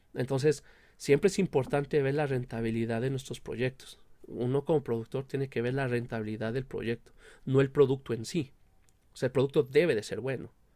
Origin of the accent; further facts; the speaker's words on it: Mexico; nosotros como mexicanos